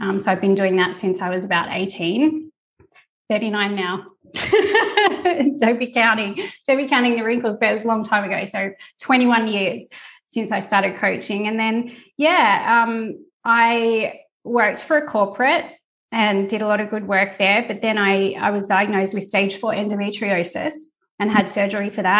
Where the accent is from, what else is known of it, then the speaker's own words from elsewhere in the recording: Tasmania, Australia; moved away as an adult; now in Italy; I'm from Tasmania, so all my family is still back in Tassie